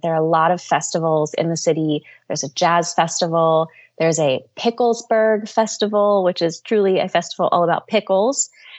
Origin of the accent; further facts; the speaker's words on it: Pittsburgh, Pennsylvania, United States; I am born and raised in the Pittsburgh area. I grew up on a farm outside of the city, and today I live in the heart of the city in a neighborhood called the Strip District, and Pittsburgh is just a part of my soul